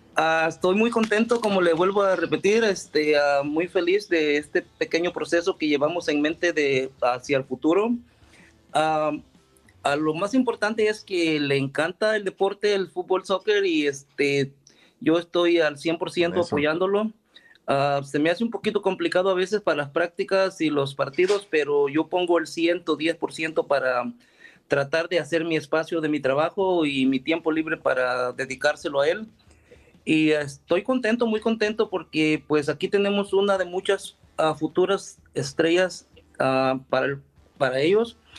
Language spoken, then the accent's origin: Spanish; El Salvador; somos de El Salvador